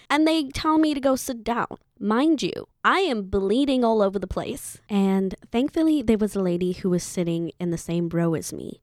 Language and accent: English; Zimbabwe; moved away as an adult; my home country, Zimbabwe